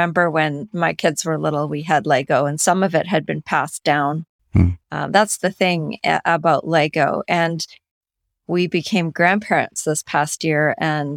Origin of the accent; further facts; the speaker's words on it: Langley, British Columbia, Canada; I'm from Canada